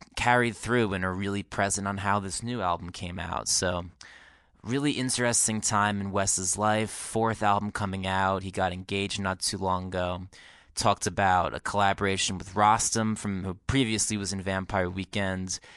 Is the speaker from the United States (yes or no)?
yes; Woodbridge, New Jersey, United States; We're both from New Jersey. We both grew up there